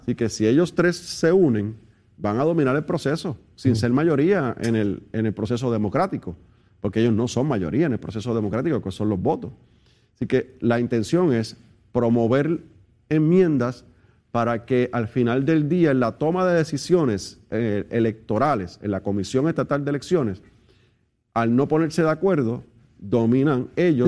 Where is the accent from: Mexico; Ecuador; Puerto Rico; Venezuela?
Puerto Rico; nosotros los puertorriqueños